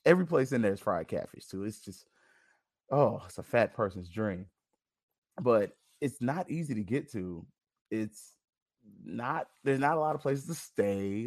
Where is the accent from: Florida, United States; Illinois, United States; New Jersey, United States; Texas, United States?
Florida, United States; Tallahassee; I'm just from Tallahassee, born and bred